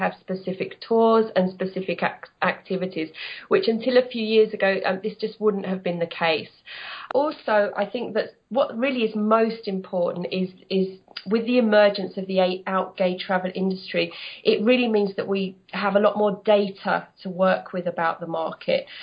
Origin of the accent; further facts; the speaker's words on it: London, United Kingdom; moved away as an adult; now in Spain; I've lived in Spain for 14 years. I'm from London.